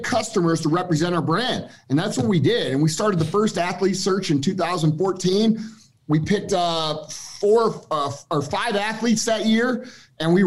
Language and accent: English; Missouri, United States; we're regular dudes from Missouri